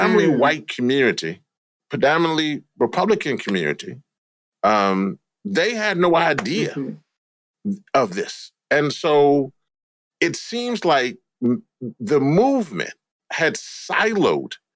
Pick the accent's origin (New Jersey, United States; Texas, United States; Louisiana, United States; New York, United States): Louisiana, United States; I'm from Louisiana